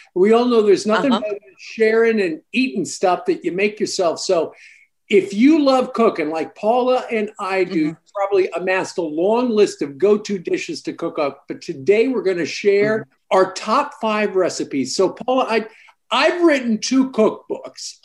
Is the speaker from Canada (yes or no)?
yes; Canada; I grew up in Canada.